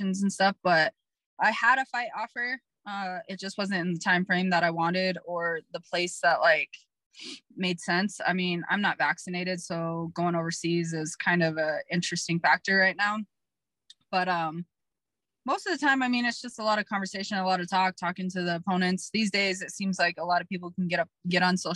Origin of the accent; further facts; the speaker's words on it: Colorado, United States; born and raised in Colorado